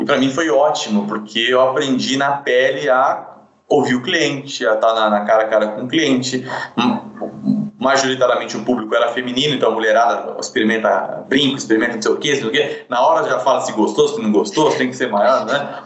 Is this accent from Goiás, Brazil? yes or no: no; Sorocaba, São Paulo, Brazil; nasci em São Paulo, depois fui morar em Sorocaba, a gente sempre morou em condições bem, bem simples